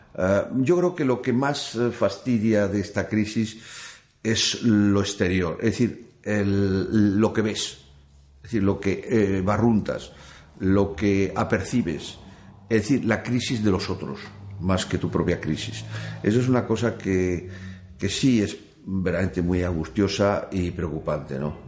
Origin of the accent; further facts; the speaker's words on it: Madrid, Community of Madrid, Spain; moved away as an adult; also born or lived in France; tengo la desgracia de haber nacido en Madrid